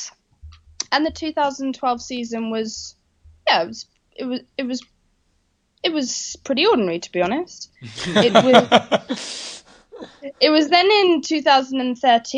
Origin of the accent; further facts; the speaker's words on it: Norfolk, East of England, United Kingdom; also born or lived in London; We're from Norfolk in the UK